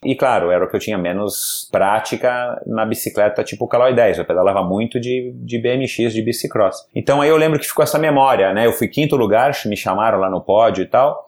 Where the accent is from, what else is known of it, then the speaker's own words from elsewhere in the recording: São Paulo, Brazil; eu fui criado aqui na zona sul de São Paulo